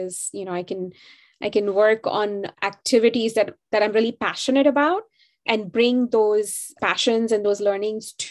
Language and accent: English; Mumbai, Maharashtra, India; moved away; I'm from India. And I grew up in Bombay, and which is now called Mumbai